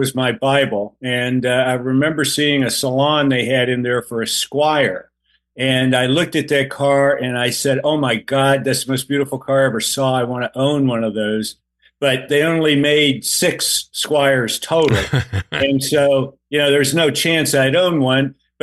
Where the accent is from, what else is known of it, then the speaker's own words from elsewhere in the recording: Tampa, Florida, United States; I grew up in Tampa